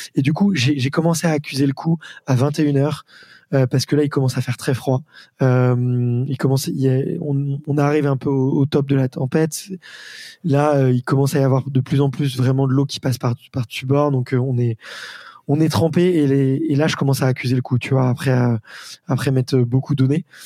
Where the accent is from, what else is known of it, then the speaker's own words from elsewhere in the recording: Paris, Île-de-France, France; en tant que bon parisien que nous sommes